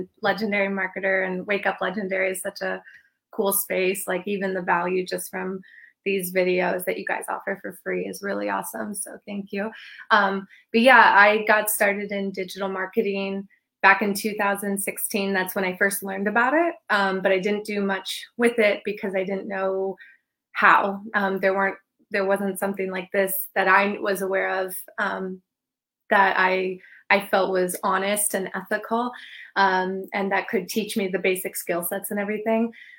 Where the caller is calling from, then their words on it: Palm Beach, Florida, United States; also born or lived in Hawaii; I'm in Palm Beach, Florida.